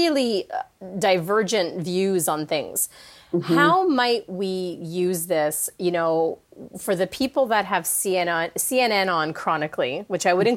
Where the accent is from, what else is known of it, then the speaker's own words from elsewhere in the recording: Canada; now in California, United States; I'm living in the States now in California, but I'm Canadian